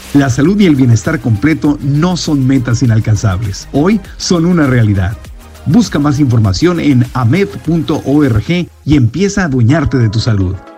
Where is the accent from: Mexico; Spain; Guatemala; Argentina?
Mexico; Tijuana, Baja California; un tijuanense como yo, en el mundo en que yo nací en Tijuana